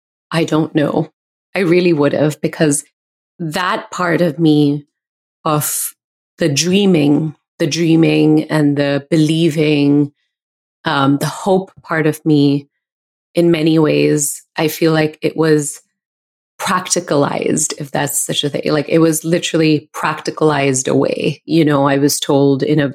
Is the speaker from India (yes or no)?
yes; India; now in United States; being an Indian woman